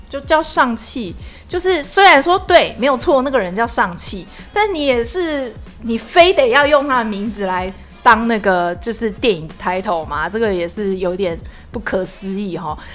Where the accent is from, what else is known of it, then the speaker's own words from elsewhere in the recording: Taiwan; 我们是台湾人